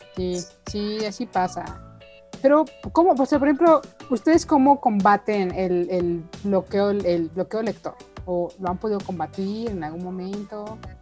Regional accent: Mexico; El boing nos une como mexicanos

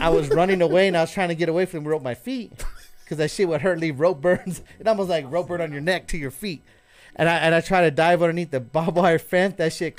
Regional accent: Moriarty, New Mexico, United States; also born or lived in Belen, New Mexico; Belen and then Moriarty.

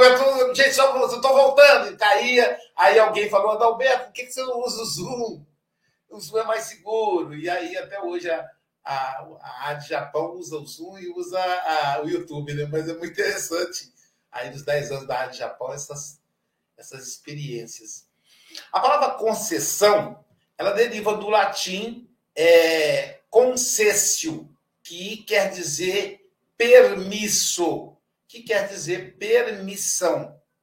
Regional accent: Muriaé, Minas Gerais, Brazil; minha cidade, minha terra natal. Eu nasci em Muriaé, Minas Gerais.

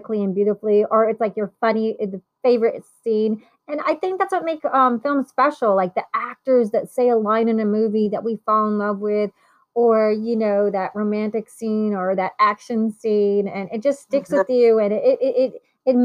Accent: Italy; moved away; I was born in Italy

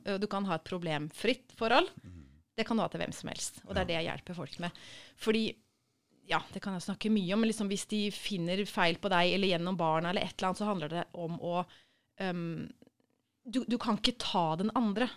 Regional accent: Sarpsborg, Østfold, Norway; moved away as an adult; also born or lived in Trondheim / Copenhagen; jeg er født i Sarpsborg

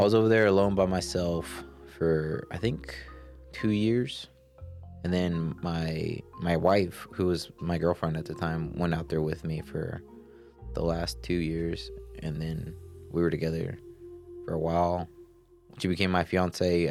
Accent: Georgia, United States; also born or lived in Colorado; 26 year old male, born and raised in Georgia

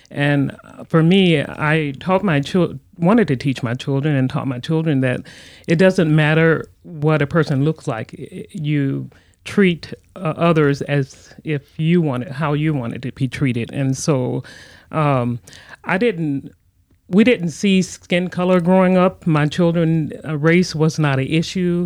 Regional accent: Louisiana, United States; also born or lived in Texas; I was born in Texas, raised in Louisiana

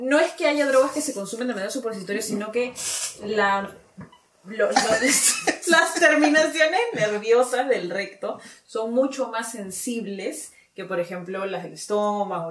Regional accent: Peru

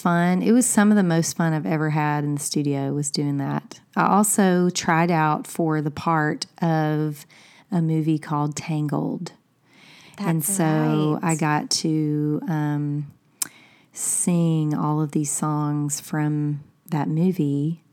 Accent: Alabama, United States; I'm like, it's because she's from Milwaukee and I'm from Alabama.

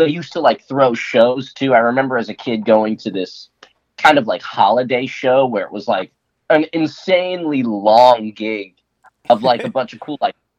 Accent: San Diego, California, United States; Born and raised in San Diego proper.

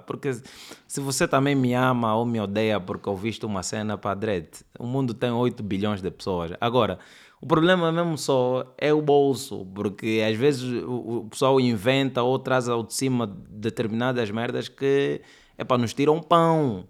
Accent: Luanda, Luanda Province, Angola; accent: Angolan; eu cresci no bairro, no Sambizanga, todos os meus vizinhos falam assim, meus tios

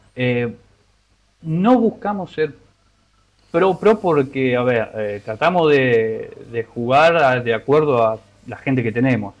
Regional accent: La Matanza, Buenos Aires Province, Argentina; de Buenos Aires, de Buenos Aires, de La Matanza.

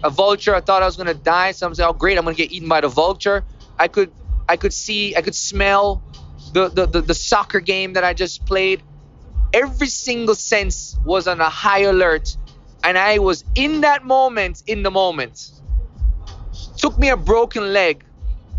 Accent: Jamaica; growing up in Jamaica

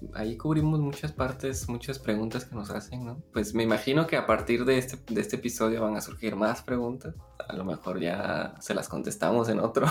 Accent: Guatemala; Soy de Guatemala, estudié arquitectura

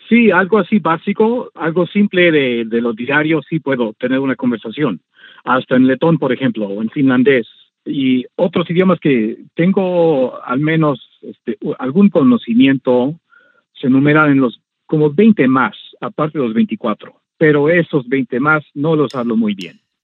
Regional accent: Mexico; also born or lived in Orizaba, Veracruz; now in Washington DC, United States; yo no crecí con ese idioma en México

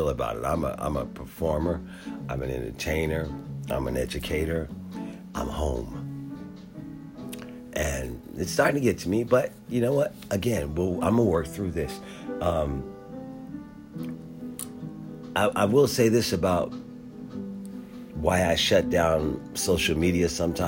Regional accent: Philadelphia, Pennsylvania, United States; also born or lived in San Diego, California; now in Washington, D.C., United States; Growing up in Philadelphia

